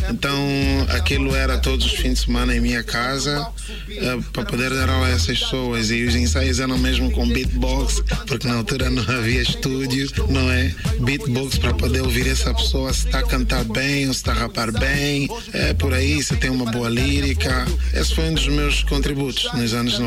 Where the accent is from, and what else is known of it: Angola; also born or lived in Tanzania